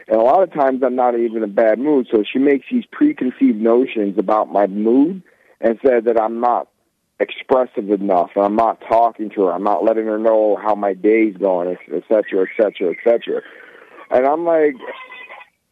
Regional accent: New York, United States; I'm from New York, so I'm a very fast talker

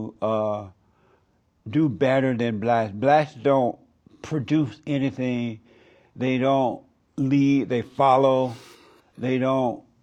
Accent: Alabama, United States; When I was growing up in Alabama

